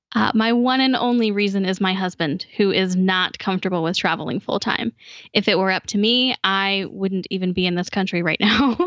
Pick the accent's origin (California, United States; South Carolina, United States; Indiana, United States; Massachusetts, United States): Indiana, United States; Indianapolis; moved away; I actually grew up in the capital city of Indiana.